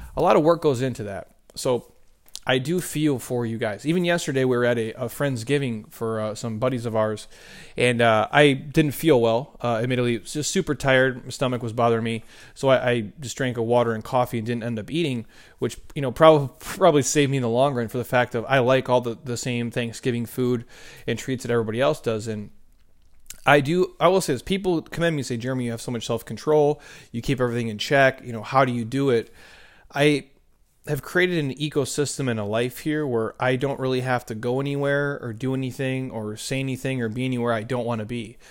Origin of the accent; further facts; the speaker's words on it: Minnesota, United States; I grew up in the Midwest